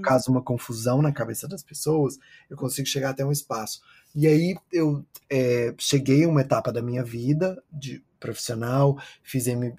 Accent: interior of Goiás, Brazil; also born or lived in São Paulo, Brazil; now in New York, United States; eu sou de, do interior de Goiás, uma cidade muito pequena que fica perto de Caldas Novas, que tem 20 mil habitantes.

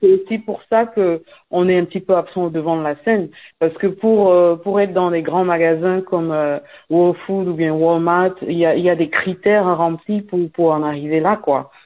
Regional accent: Cameroon; moved away as an adult; also born or lived in Belgium; now in United States; Je suis née au Cameroun, c'est vrai, dans les années 80. J'ai grandi là-bas, j'ai fait mon secondaire

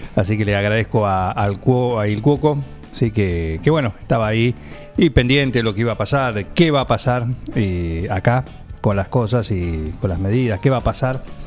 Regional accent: Buenos Aires, Argentina; now in 9 de Julio, Argentina; pero de origen. Claro. Yo soy de Villurca. De Villurquiza

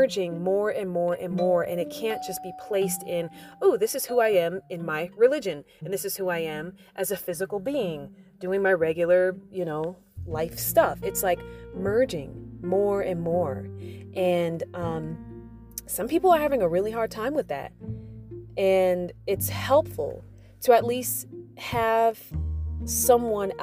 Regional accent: United States; growing up in the United States

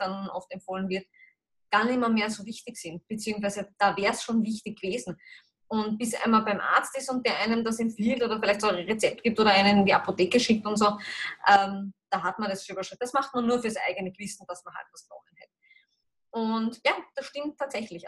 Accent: Austria; bei uns in Österreich, Europa

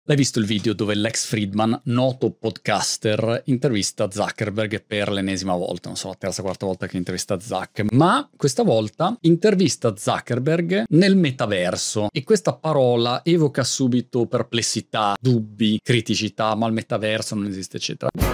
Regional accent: Milan, Lombardy, Italy; moved away as an adult; now in Brighton, United Kingdom; ricordo quando ero ragazzino a Milano dalla scuola, tutti i miei compagni di classe erano di Milano

